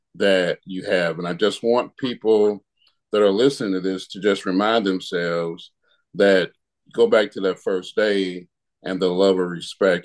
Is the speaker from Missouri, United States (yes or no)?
yes; St. Louis, Missouri, United States; I'm from St. Louis